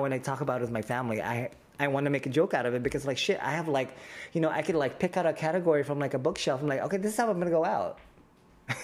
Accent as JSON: {"language": "English", "country": "Philippines", "said": "as a Filipino, now I'm on like anti-diabetes pills because we're predisposed to having diabetes and high cholesterol."}